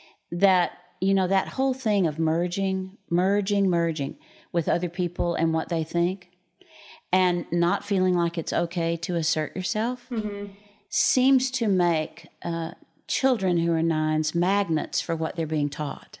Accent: New Jersey, United States; I'm from New Jersey. I'm 35 and I have two children. Raised Plymouth Brethren.

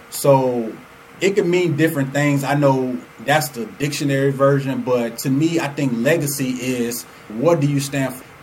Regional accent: Chicago, Illinois, United States; now in Atlanta, United States; I'm originally from Chicago. So my grandfather was the reason, and he was the financial backing behind my mom and dad moving us to Atlanta.

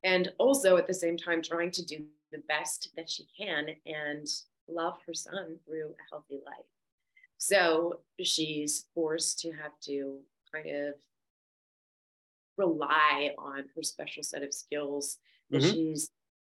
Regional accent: Victoria, British Columbia, Canada; moved away as an adult; also born or lived in Vancouver, Canada; now in Los Angeles, United States; I am originally from Victoria, BC, so I moved to Vancouver

